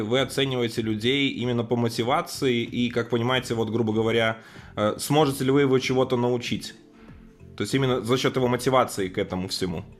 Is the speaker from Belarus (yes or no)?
yes; Belarus; я хоть и из Беларуси